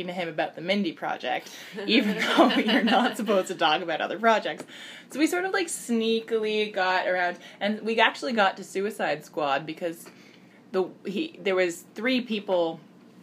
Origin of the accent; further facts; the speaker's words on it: Toronto, Ontario, Canada; I'm Canadian. I don't know what to tell you. And so he asked me where I'm from, and I said Toronto